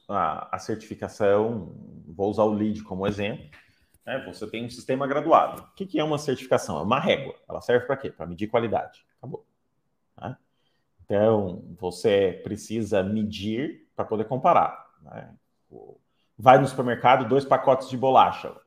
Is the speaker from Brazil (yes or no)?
yes; Curitiba, Paraná, Brazil; como paranaenses curitibanos